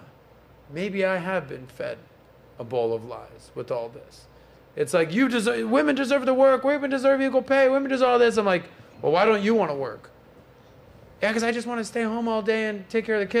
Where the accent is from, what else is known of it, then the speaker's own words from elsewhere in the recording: Miami, Florida, United States; I'm from Miami